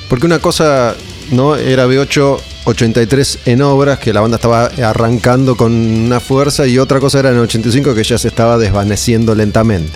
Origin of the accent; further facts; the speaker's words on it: Olivos, Buenos Aires Province, Argentina; Yo soy de Olivos